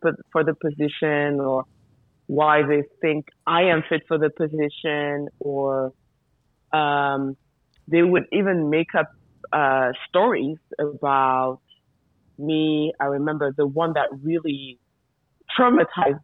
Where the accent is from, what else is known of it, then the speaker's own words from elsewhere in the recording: France; moved away as an adult; now in Mali; I was born in France by Malian parents